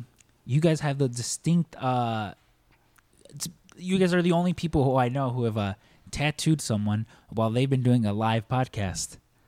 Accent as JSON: {"language": "English", "country": "Mexico", "said": "I'm Mexican"}